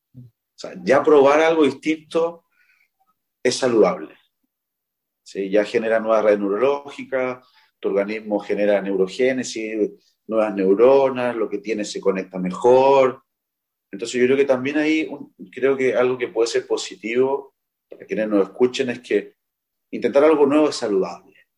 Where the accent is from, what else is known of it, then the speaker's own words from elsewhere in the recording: Chile; en mi país, en Chile